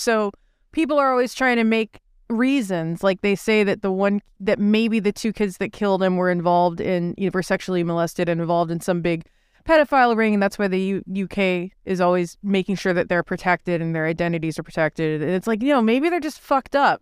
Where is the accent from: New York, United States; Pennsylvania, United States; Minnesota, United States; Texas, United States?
Texas, United States; I grew up in Texas watching Alex Jones on Public Access